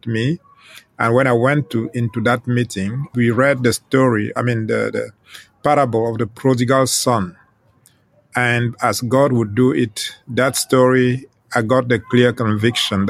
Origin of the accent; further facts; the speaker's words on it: Western Cameroon, Cameroon; first language Ghomala'; English is a second language; now in southern France; I was born in Western Cameroon in a rural area where my parents lived